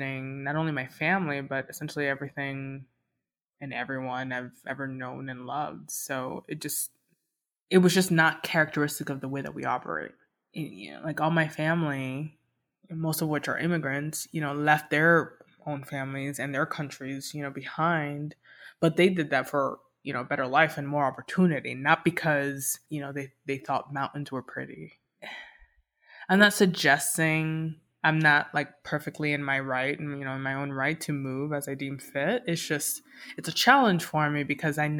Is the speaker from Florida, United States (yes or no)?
yes; Miami, Florida, United States; moved away as an adult; now in Denver, United States; Miami is and will always be home for me